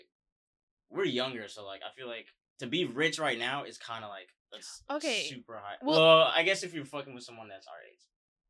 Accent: Atlanta, Georgia, United States; I'm from Atlanta. I'm 22.

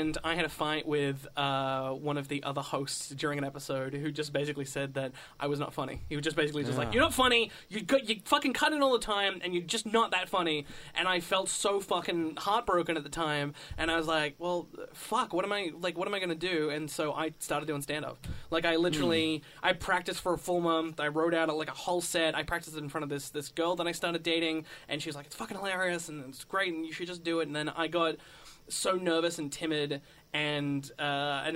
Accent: Wollongong, New South Wales, Australia; now in Melbourne, Australia; I'm not originally from Melbourne. I am originally from Wollongong, which is just south of Sydney, about 2 hours

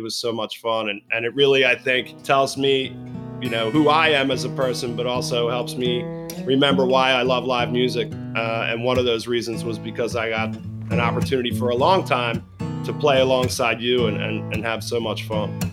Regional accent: Baltimore, Maryland, United States; I'm a Baltimore boy, and part of that experience growing up in Fells Point

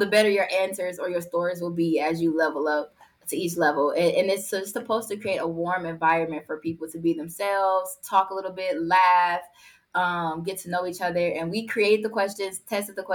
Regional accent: Milwaukee, Wisconsin, United States; Born and raised in Milwaukee, Wisconsin

